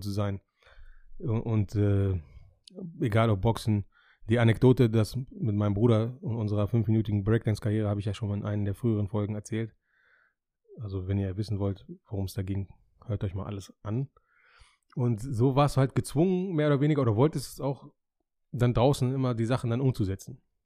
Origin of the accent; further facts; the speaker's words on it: Hameln, Lower Saxony, Germany; ich bin in Hameln geboren und aufgewachsen